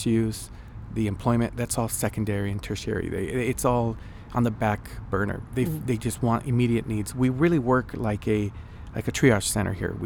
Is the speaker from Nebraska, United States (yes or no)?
no; Wilmington, California, United States; also born or lived in Mexico; I was born in Mexico, but when I was about a year old, we migrated to the United States. I was raised in Wilmington, California